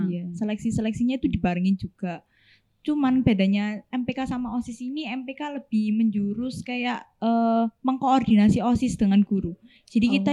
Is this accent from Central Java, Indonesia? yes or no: no; Surabaya, East Java, Indonesia; aku kan dari Surabaya ya kak ya.